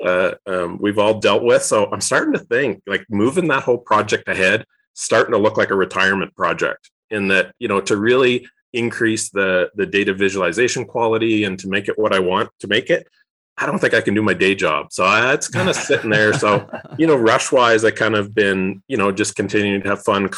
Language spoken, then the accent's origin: English; Eastern Canada, Canada; moved away as an adult; also born or lived in Alberta; now in United States; I grew up in Eastern Canada, and then for grad school, I went out west to Alberta. And then in 2003, I moved to the US.